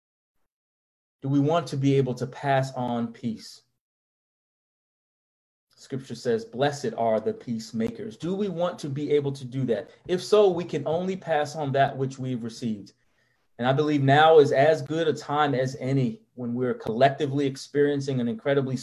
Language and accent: English; New York, United States; I'm from New York